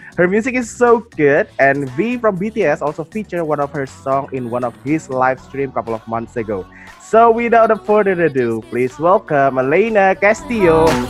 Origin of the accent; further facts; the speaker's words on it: Jakarta, Indonesia; I'm from Indonesia. I'm from Jakarta, Indonesia.